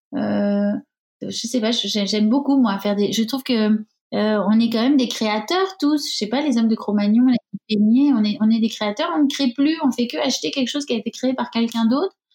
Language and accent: French; Bayonne, Nouvelle-Aquitaine, France; Je suis de Bayonne